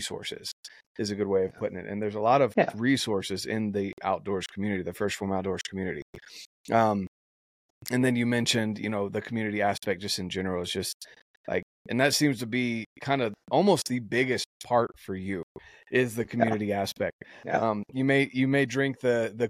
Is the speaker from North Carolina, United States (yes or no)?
yes; North Carolina, United States; moved away; where I grew up in North Carolina